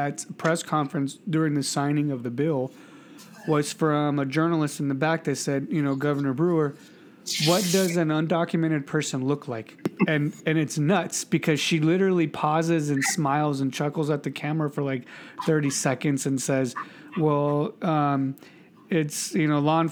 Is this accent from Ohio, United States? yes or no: no; California, United States; first language English; I was an American from California